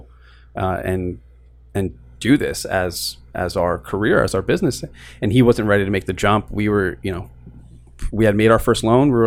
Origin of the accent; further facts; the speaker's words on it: New York City, New York, United States; I was born and raised in Queens